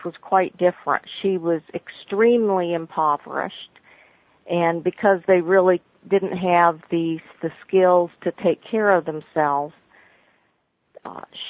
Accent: Oklahoma, United States; I was born in Oklahoma.

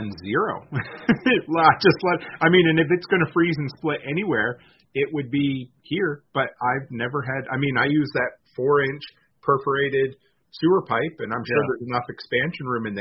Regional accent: Nova Scotia, Canada; in Nova Scotia where I grew up

